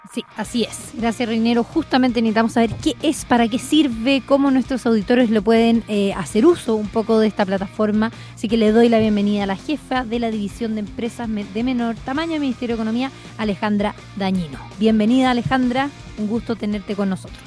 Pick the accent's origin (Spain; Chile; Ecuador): Chile